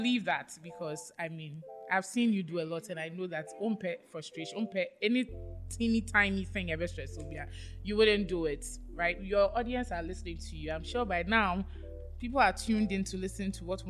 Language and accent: English; Jamestown, Greater Accra, Ghana; Oh, yes, I'm from Jamestown.